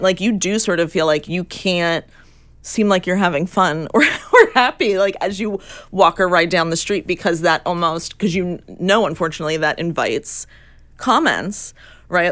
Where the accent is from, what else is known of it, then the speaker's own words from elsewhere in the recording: New York, United States; my experience growing up in New York and taking the subway